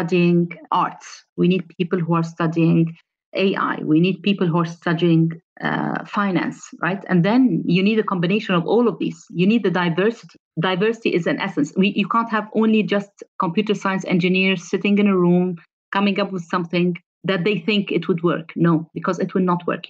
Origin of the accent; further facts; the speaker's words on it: Egypt; moved away as an adult; also born or lived in Europe; when I moved from Egypt to Europe, I excelled.